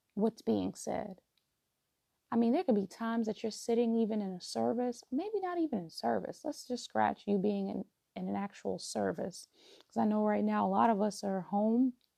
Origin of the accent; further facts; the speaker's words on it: New York, United States; moved away as an adult; now in DMV (Washington metropolitan area), United States; relocating from my hometown of New York to um, the DMV